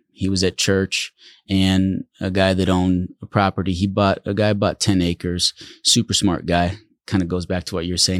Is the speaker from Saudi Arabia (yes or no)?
no; Netherlands; moved away; also born or lived in Central Oregon; We grew up in the Netherlands